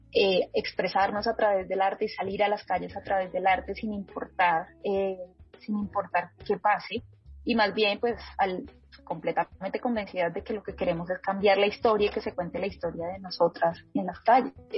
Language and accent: Spanish; Bogotá, Colombia; mi perspectiva aquí como, pues, como mujer bogotana